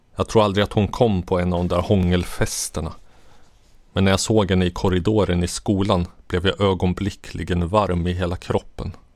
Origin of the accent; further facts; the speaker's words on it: Katrineholm, Södermanland, Sweden; also born or lived in Jordbro, Stockholm / Stockholm; vi flyttade från Jordbro till en liten by en och en halv mil utanför Katrineholm